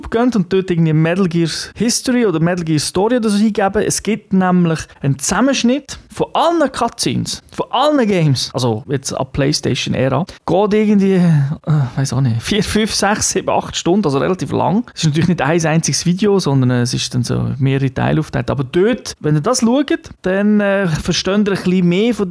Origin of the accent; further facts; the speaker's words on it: Japan; German is a second language; Ich denke, als Japaner sowieso hat man eine, eine spezielle Beziehung zu Atomwaffen, ähm, weil man es halt tragisch erlebt hat